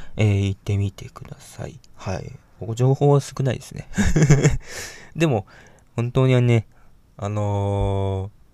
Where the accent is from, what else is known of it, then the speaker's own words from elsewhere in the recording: Hiroshima, Japan; 私はね、広島生まれの広島育ちなんですけども